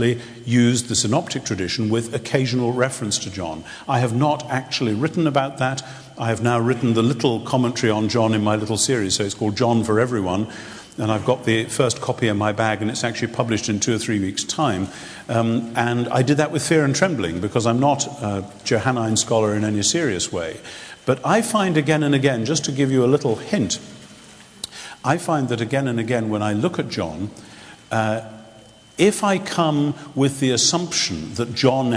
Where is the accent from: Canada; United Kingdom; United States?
United Kingdom; England; somebody who is an English Anglican